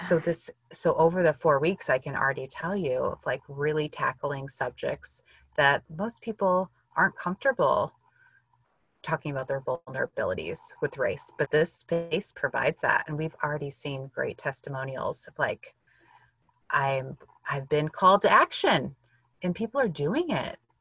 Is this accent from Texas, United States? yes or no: no; Illinois, United States; I grew up in Illinois, in the US